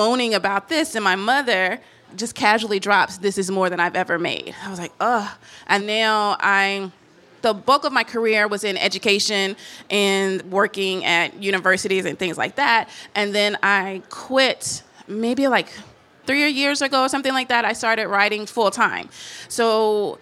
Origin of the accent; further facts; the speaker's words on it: Tennessee, United States; moved away as an adult; also born or lived in New Orleans, Louisiana; I'm from Tennessee, then I was living in New Orleans and Louisiana.